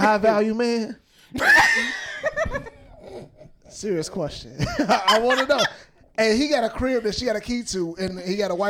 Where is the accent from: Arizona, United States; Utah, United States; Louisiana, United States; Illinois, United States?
Illinois, United States; Chicago; I'm from Chicago too.